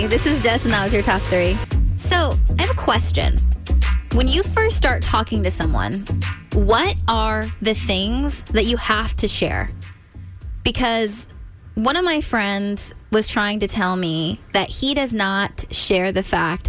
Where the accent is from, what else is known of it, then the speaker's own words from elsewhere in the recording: California, United States; now in Maryland, United States; I grew up in California, and everyone always says it's like L.A., L.A. Nah.